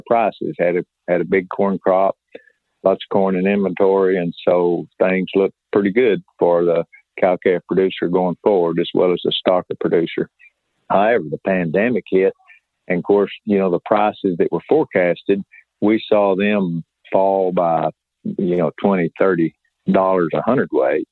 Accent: South Central Oklahoma, United States; I was raised in South Central Oklahoma

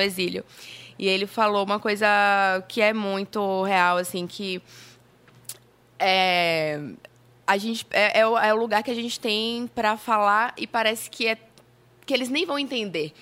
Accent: Paraíba, Brazil; moved away as an adult; also born or lived in Campina Grande / João Pessoa; now in Salvador, Brazil; eu sou paraibana, moro, uhum. nasci em Campina Grande, mas fui morar adolescente em João Pessoa

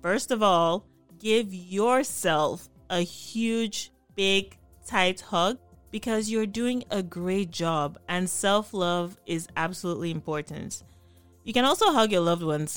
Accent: Nigeria; the beans I grew up with in Nigeria

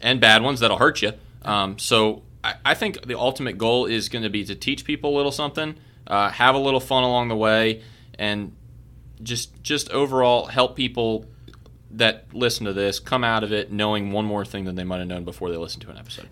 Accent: Baltimore, Maryland, United States; moved away as an adult; also born or lived in Kentucky; I was born and raised in Baltimore, Maryland

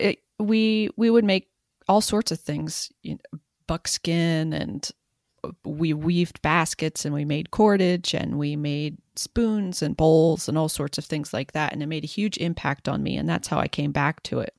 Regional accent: rural Western Maryland, United States; I grew up in rural Western Maryland

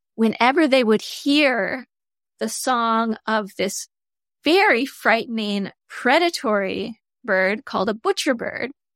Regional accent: Michigan, United States; moved away; I grew up in Michigan

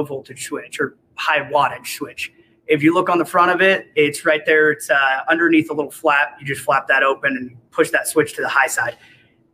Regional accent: Springfield, Missouri, United States; moved away as an adult; now in Salt Lake City, United States; I'm actually from Springfield. Came out here

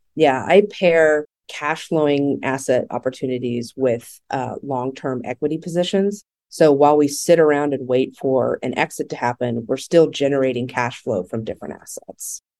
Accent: Texas, United States; I'm from Texas

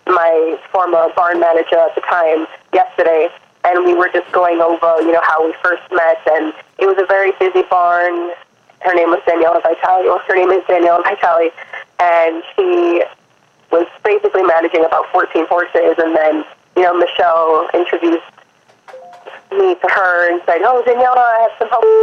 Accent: Florida, United States; also born or lived in Kingston, Jamaica; So I was born in Kingston, Jamaica, um, and I moved to Florida when I was seven years old.

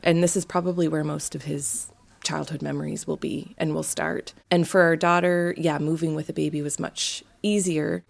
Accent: Canada; moved away as an adult; being from a big country like Canada is my family's so spread out

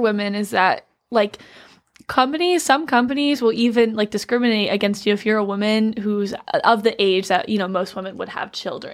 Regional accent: Georgia, United States; I'm from Georgia

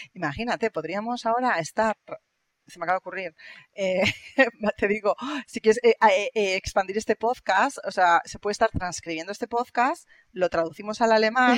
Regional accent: Spain; accent: Spanish; now in Germany; yo tengo mi acento, yo digo hello y todo el mundo me dice, ah, eres española

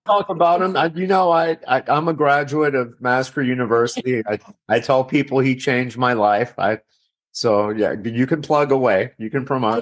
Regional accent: Miami, Florida, United States; I'm actually from Miami, born in Miami

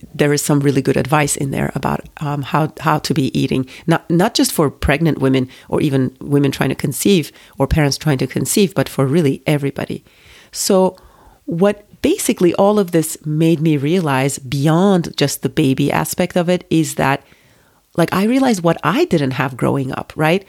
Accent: Turkey; moved away as an adult; also born or lived in United States; I grew up in Turkey, it's a very nationalistic country

